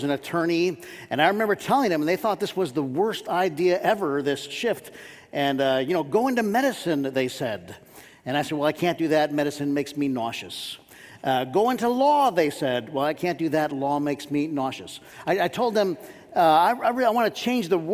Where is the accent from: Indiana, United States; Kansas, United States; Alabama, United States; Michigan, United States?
Michigan, United States; Warren; I grew up in Warren, Michigan